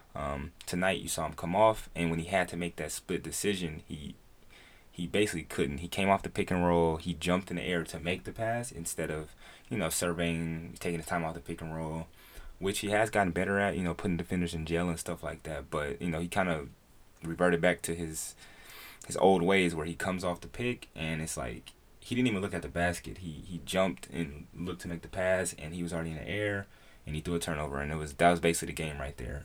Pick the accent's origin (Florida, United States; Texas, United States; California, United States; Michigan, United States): California, United States; Oakland; I grew up in Oakland